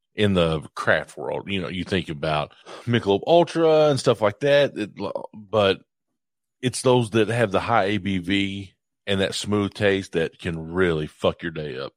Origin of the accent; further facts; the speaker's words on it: Morehead, Kentucky, United States; I'm from Moorhead.